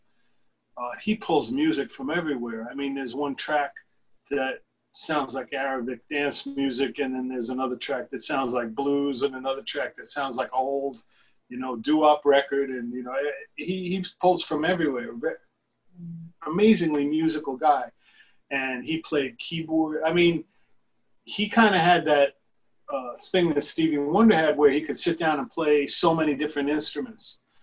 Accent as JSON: {"language": "English", "town": "New York City", "region": "New York", "country": "United States", "tie": "born or raised there", "said": "I was growing up in Queens"}